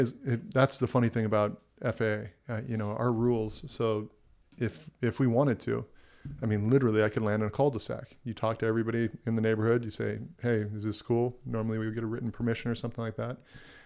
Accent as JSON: {"language": "English", "town": "Camarillo", "region": "California", "country": "United States", "tie": "born or raised there", "also_born_or_lived": "Oahu, Hawaii", "said": "So I was born and raised in Hawaii. On Oahu. And basically at a very young age, moved back to LA County, Ventura County. Grew up in Camarillo, went to Camarillo High School"}